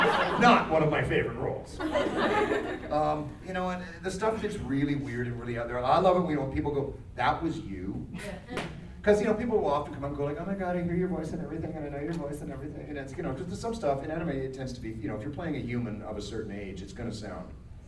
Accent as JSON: {"language": "English", "region": "the South", "country": "United States", "said": "I'm not from this country. I'm from the South."}